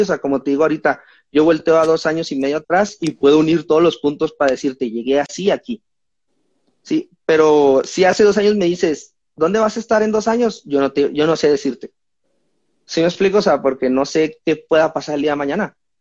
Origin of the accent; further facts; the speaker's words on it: Mexico; soy mexicano